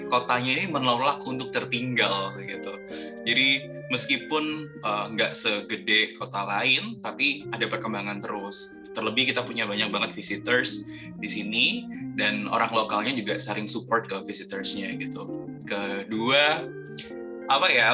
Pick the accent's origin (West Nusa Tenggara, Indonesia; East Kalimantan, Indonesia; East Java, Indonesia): East Java, Indonesia; Kediri; moved away as an adult; also born or lived in Jakarta; aku uh, lahir dan besar di sini